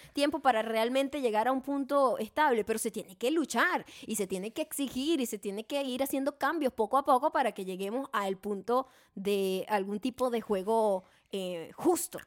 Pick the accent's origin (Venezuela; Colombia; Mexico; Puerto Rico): Venezuela; moved away as an adult; now in United States; nosotros que somos venezolanos, vivimos allá nuestra mayor parte de nuestra vida